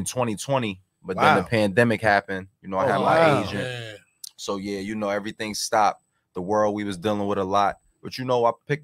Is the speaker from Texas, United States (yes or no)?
no; New York City, New York, United States; also born or lived in New Jersey; Growing up in Brooklyn, man, it was normal for me, you know, coming from East Flatbush.